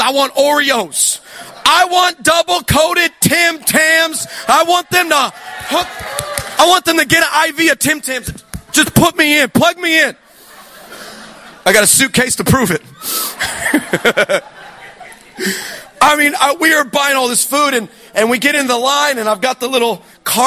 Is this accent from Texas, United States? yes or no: yes; Texas, United States; I'm from Texas. I'm in America.